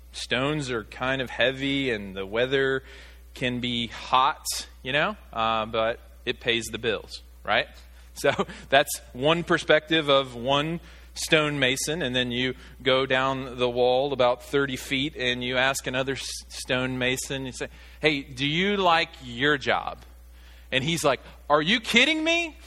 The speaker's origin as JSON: {"language": "English", "region": "Arkansas", "country": "United States", "tie": "born or raised there", "also_born_or_lived": "Virginia", "moved": "as an adult", "said": "my home state of Arkansas"}